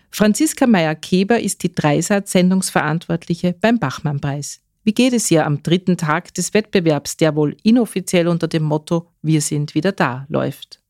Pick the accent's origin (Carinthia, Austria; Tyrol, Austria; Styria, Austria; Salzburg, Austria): Carinthia, Austria; bei uns in Kärnten